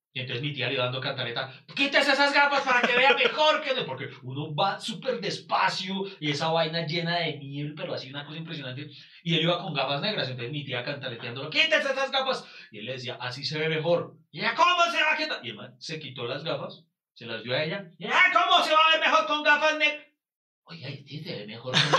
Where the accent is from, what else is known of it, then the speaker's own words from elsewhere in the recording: Pereira, Risaralda, Colombia; soy de Pereira